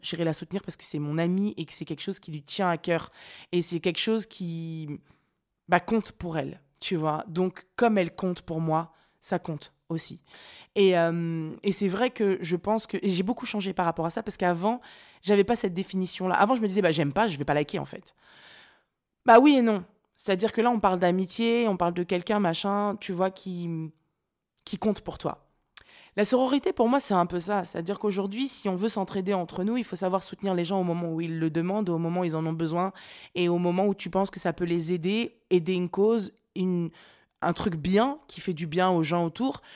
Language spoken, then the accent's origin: French; Nantes, Pays de la Loire, France; moved away; je viens de Nantes